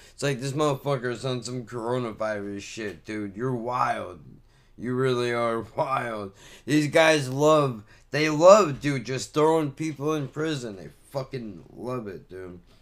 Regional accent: Ocean Gate, New Jersey, United States; Growing up in Ocean Gate

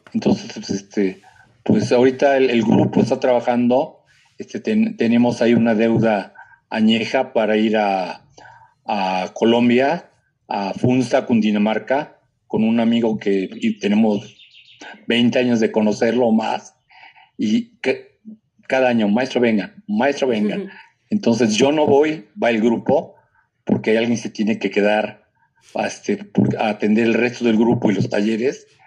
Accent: Puebla, Mexico; los poblanos seguimos siendo barrocos en nuestra forma de hablar

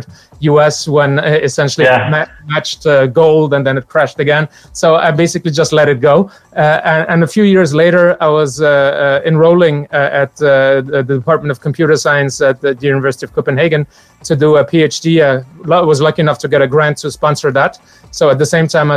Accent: Morocco; moved away; also born or lived in Benin; I grew up in Morocco

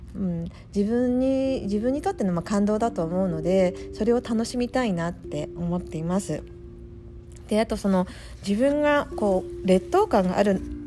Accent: Japan; moved away as an adult; now in Florida, United States; 私はあの田舎で育っていた

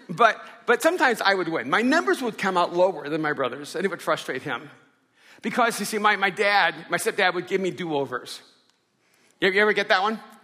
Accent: Miami, Florida, United States; also born or lived in El Salvador; grew up in Miami when I came over from El Salvador

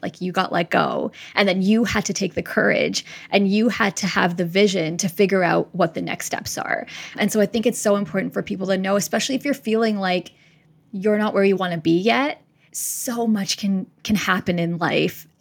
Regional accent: Winnipeg, Manitoba, Canada; moved away; I'm originally from Winnipeg

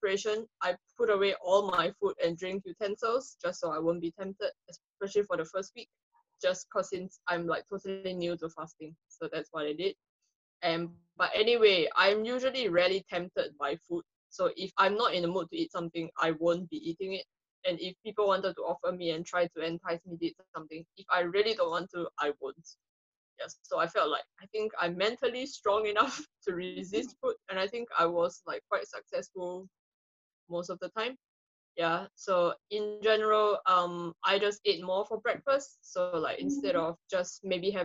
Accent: Singapore; now in United Kingdom; Singaporean transplants to Britain

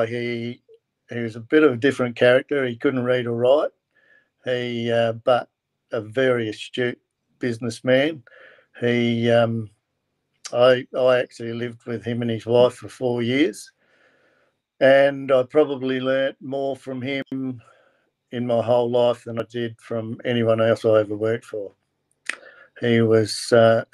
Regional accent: Kingston, South Australia, Australia; also born or lived in Victor Harbor, South Australia; I was born in Kingston, down the southeast of South Australia, and lived on a farm there

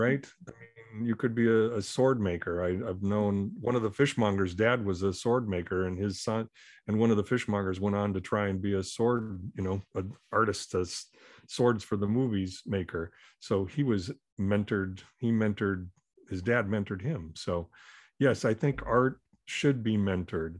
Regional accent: Minneapolis, Minnesota, United States; born or raised there; also born or lived in Omaha, Nebraska

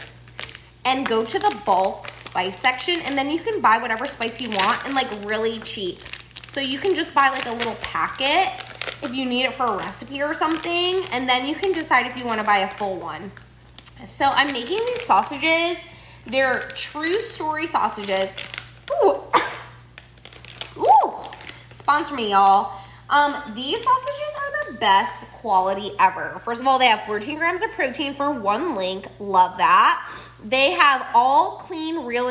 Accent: Buffalo, New York, United States; I'm from Buffalo, New York

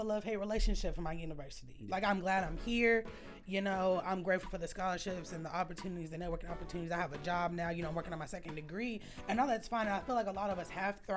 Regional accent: Louisville, Kentucky, United States; I'm also from Louisville

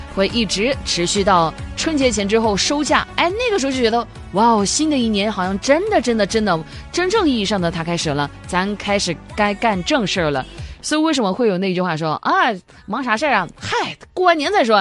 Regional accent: Guilin, Guangxi, China; now in Zhanjiang, China; 我爸妈就一直待在我们老家桂林

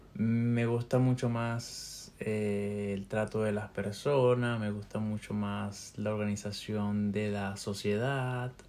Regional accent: Venezuela; moved away as an adult; also born or lived in Peru; now in Spain

